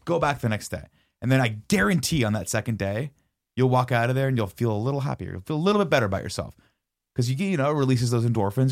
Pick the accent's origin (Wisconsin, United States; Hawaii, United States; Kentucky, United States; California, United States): California, United States; Riverside; growing up in Riverside, there wasn't much